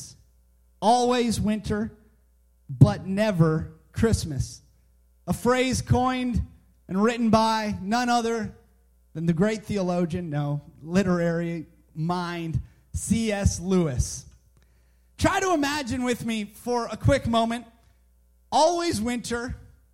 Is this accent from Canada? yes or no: yes; Canada; moved away as an adult; now in Southern United States; I'm Canadian and I grew up in Canada